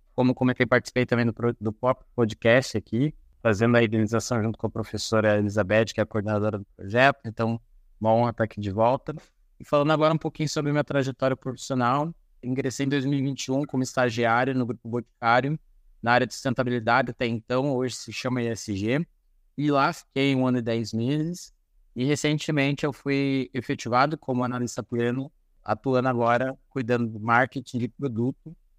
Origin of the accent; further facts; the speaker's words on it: Paranaguá, Paraná, Brazil; moved away as an adult; also born or lived in Ponta Grossa; Eu sou natural de Paranaguá